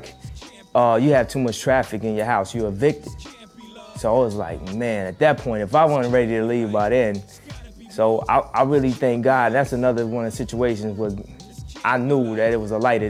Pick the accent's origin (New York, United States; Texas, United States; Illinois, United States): Illinois, United States; Chicago; I'm from Chicago